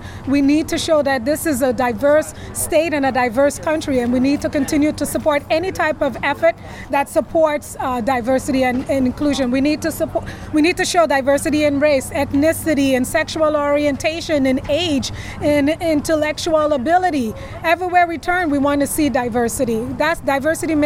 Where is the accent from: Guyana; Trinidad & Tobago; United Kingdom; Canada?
Trinidad & Tobago; now in New York, United States; I'm from Trinidad